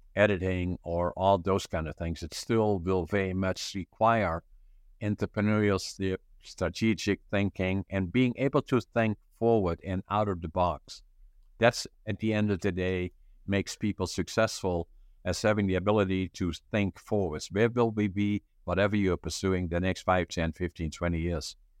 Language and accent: English; northeastern Netherlands, Netherlands; moved away as an adult; now in Canada; I was born in northeastern Holland, about ten, fifteen minutes from the German border.